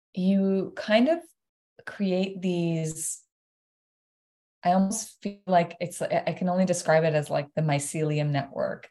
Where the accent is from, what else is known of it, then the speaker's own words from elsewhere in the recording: Iran; now in Toronto, Canada; born and raised in Iran.